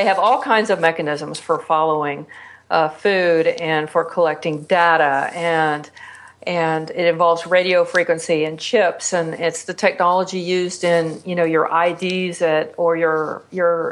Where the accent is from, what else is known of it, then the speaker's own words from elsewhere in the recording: Texas, United States; now in Las Vegas, United States; I'm from Texas.